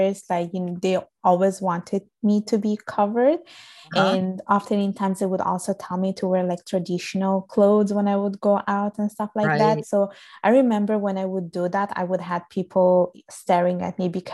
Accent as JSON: {"language": "English", "country": "Italy", "tie": "born or raised there"}